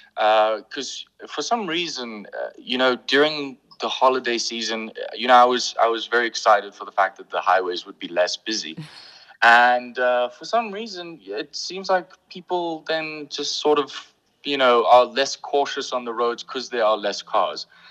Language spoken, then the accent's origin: English; Pretoria, Gauteng, South Africa; accent: English; also born or lived in Bethlehem, Free State; I was born in Bethlehem in the Free State, but I grew up here in Pretoria